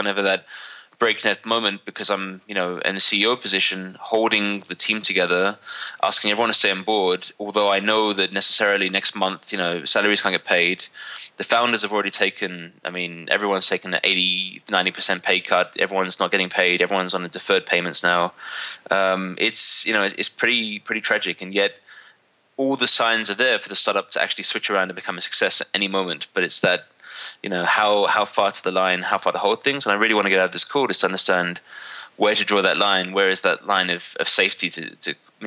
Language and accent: English; London, United Kingdom; moved away as an adult; now in Armenia; I'm a British Armenian entrepreneur, originally from London, moved to Armenia about 5 years ago